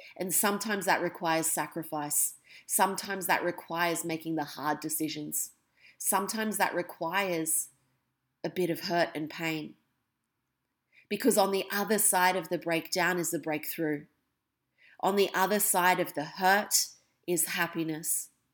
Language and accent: English; Australia; also born or lived in England; When I was three, almost four, I moved from England to Australia